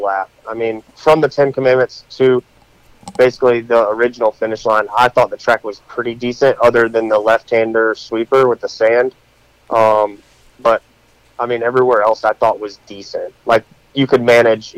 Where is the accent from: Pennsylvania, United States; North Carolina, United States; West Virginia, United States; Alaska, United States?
North Carolina, United States; I grew up in North Carolina